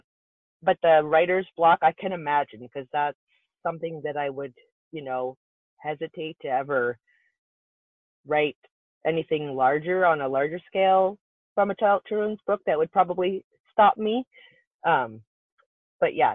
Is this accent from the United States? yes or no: no; Canada; I'm from Canada